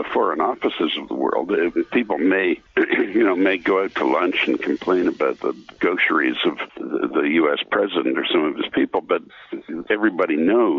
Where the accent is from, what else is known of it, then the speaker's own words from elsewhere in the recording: Quebec, Canada; I was brought up in Quebec